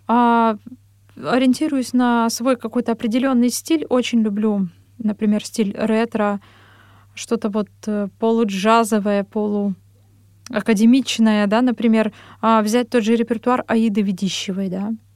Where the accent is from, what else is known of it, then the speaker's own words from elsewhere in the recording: Ozyorsk, Chelyabinsk Oblast, Russia; moved away as an adult; also born or lived in Vishnevogorsk / Verkhnyaya Pyshma / Kursk; now in Moscow, Russia; я родом из Челябинской области, а, город Озёрск. Позже переехали в поселок Вишневогорск